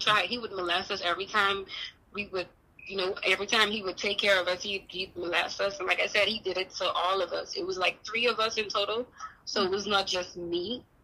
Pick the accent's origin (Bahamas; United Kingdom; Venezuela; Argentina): Bahamas; now in Houston, United States; I'm not from Houston, Texas, but that's where I'm at now. I'm originally from the Bahamas.